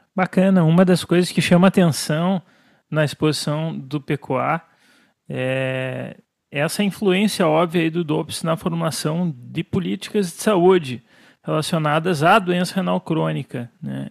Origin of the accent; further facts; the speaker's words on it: Brazil; Como brasileiro, nós somos orgulhosos